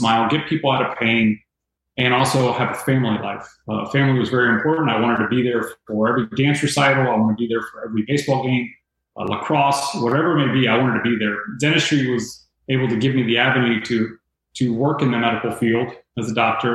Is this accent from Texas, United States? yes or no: no; Tampa, Florida, United States; Growing up in Tampa, mom and dad, Cuban descent